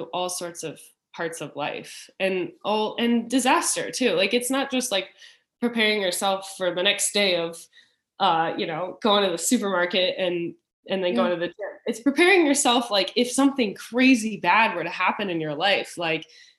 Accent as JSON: {"language": "English", "town": "Richmond", "region": "Virginia", "country": "United States", "tie": "born or raised there", "moved": "as an adult", "said": "I grew up in Virginia, in Richmond"}